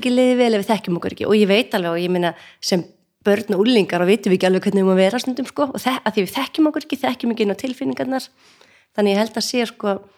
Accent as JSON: {"language": "Icelandic", "region": "North Iceland", "country": "Iceland", "moved": "yes", "said": "við erum bæði að norðan"}